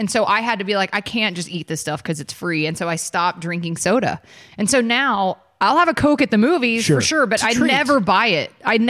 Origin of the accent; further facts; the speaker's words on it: Atlanta, Georgia, United States; You guys know I'm from Atlanta.